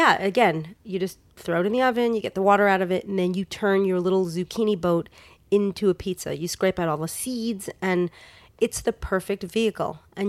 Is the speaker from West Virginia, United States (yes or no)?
no; New York, United States; now in Los Angeles, United States; I grew up in New York.